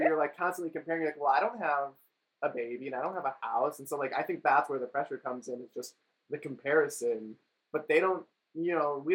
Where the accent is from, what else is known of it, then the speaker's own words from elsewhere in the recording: Las Vegas, Nevada, United States; we're from Las Vegas.